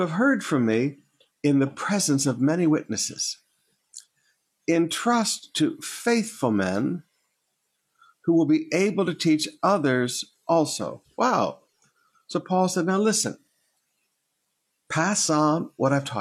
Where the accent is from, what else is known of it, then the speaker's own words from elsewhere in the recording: Michigan, United States; moved away; also born or lived in Alabama; when I was a young boy, growing up in Michigan